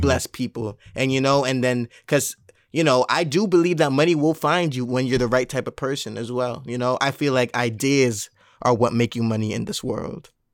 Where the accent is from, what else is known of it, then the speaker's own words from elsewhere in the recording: Mount Vernon, New York, United States; I'm from Mount Vernon, New York